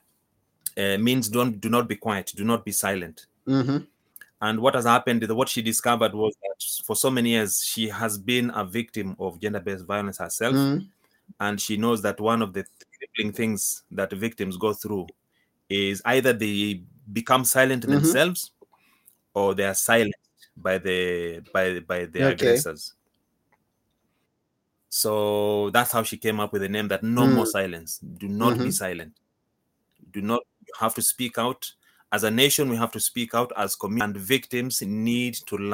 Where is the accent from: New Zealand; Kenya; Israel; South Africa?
Kenya; moved away as an adult; now in United Kingdom; I'm from Kenya. I was born and brought up in Kenya. I came to the UK 17 years ago.